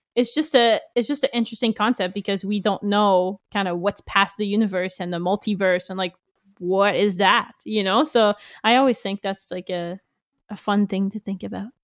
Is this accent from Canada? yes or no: yes; Canada; being French Canadian, we only had French books mostly